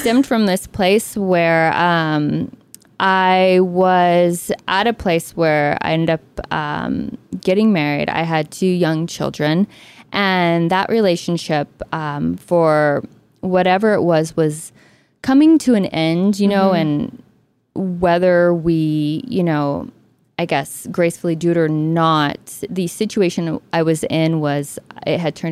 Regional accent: Texas, United States; I grew up in Texas

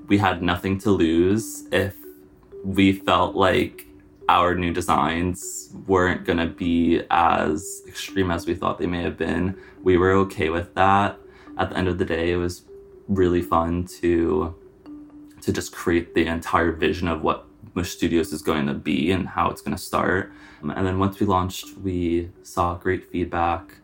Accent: Long Island, New York, United States; I'm from Long Island, not too far away

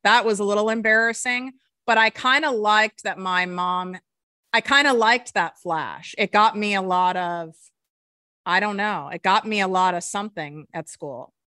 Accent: Highland Park, Illinois, United States; I grew up in North Shore, Chicago

